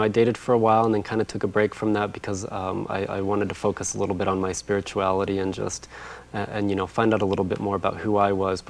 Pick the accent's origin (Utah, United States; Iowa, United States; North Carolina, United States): Utah, United States; Riverton; also born or lived in Farmington, New Mexico / Orlando, Florida; I was born in Farmington, New Mexico, but I was raised in Utah, in the Salt Lake area.